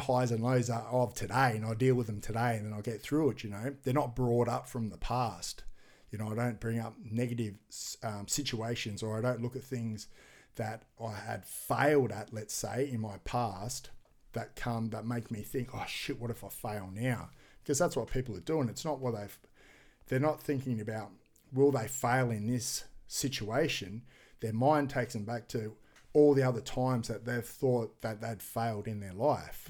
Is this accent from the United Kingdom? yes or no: no; Gold Coast, Queensland, Australia; Commonwealth Games is in my hometown next year